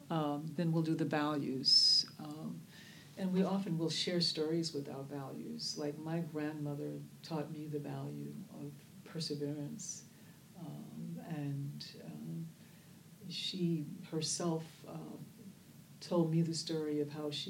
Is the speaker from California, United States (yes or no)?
yes; Oakland, California, United States; instead of saying … I'm from Oakland, California, and I'm the head of restorative justice.